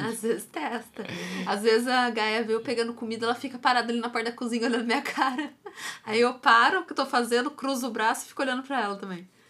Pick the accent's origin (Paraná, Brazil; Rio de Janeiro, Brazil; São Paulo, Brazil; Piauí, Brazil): São Paulo, Brazil; Taubaté; moved away; eu sou de Taubaté e lá tem o Mar Cerqueira, né? E é. desde que eu sou novinha, adolescente, já tinha propaganda do Márcio Cerqueira lá